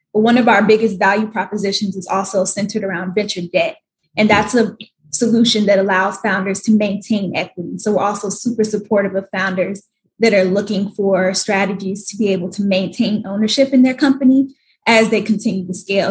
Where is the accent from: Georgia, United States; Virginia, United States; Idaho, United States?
Georgia, United States; Atlanta; moved away as an adult; also born or lived in New York / Washington, D.C. / Hawaii; now in Atlanta, United States; I grew up in Atlanta, lived in New York for the past three years